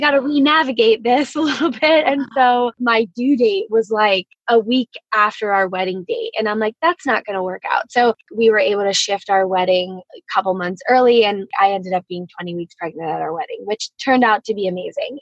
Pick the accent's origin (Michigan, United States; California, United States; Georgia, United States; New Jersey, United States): New Jersey, United States; now in Jupiter, United States; I live in Jupiter, Florida. I grew up in New Jersey